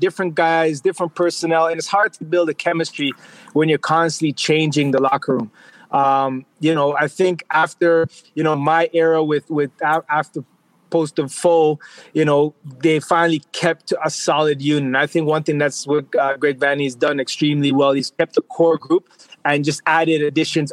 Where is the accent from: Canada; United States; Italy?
Canada; Toronto, Ontario; in my hometown, Scarborough, a community I grew up in, Malvern